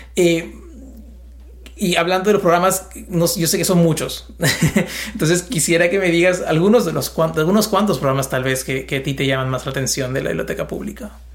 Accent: Peru; moved away; Yo soy de Perú

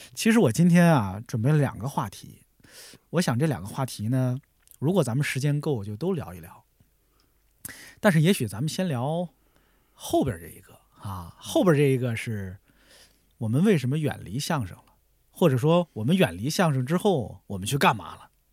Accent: Tianjin, China; 我小时候是在天津电视台

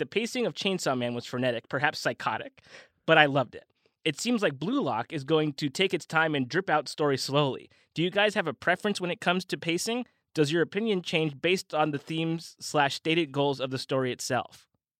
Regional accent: Argentina; And I'm from Argentina, too, so I was expecting them to mention Messi

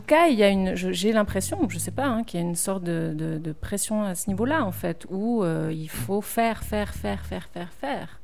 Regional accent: Neuchâtel, Switzerland; je suis neuchâteloise

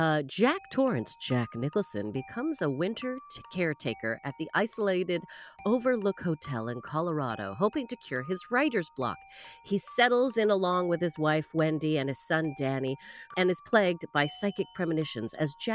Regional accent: Canada; as a Canadian

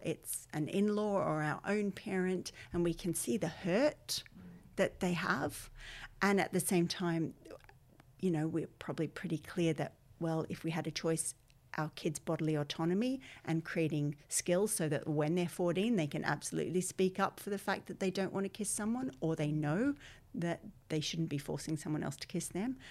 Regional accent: Australia; accent: Australian; moved away as an adult; now in Ireland; my accent is Australian, but I've lived here twenty-one years

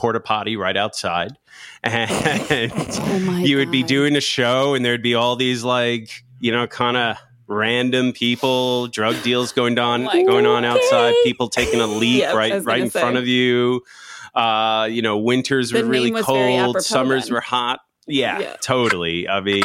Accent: Long Island, New York, United States; I grew up doing surfing and grew up in Long Island

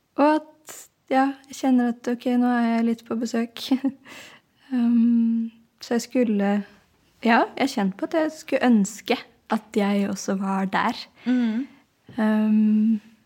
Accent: Oslo, Norway; kommer jeg fra Oslo og spiller hardingfele

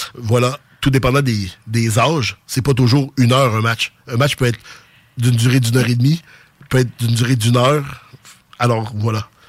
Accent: Quebec City, Quebec, Canada; born or raised there; accent: Sainte-Foy

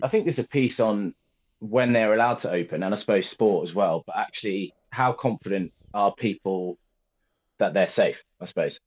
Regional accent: Birmingham, West Midlands, United Kingdom; I'm from Birmingham and, and went to school in Birmingham

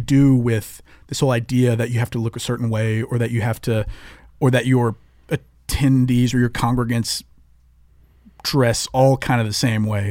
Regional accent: the South, United States; growing up in the South

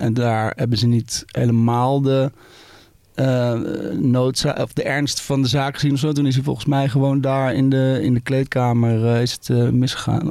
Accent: Baarn, Utrecht, Netherlands; ik ben in Baarn geboren.

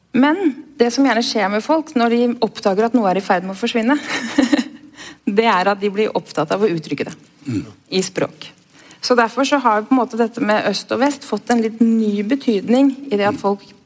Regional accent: Oslo, Norway; er egentlig en ganske sånn klassisk Oslo-boer, egentlig, som har bodd omtrent rundt hele byen

